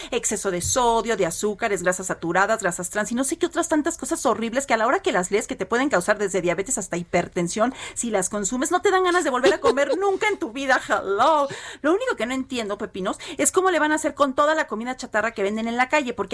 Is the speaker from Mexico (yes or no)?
yes; Mexico; Y yo les decía, pero yo soy mexicano, o sea, yo mi casa está allá